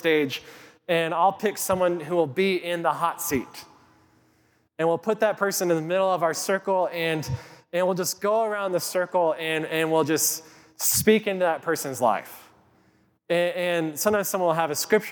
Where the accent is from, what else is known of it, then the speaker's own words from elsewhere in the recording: Kit Carson, Colorado, United States; I grew up in Colorado. I grew up in Kit Carson, Colorado.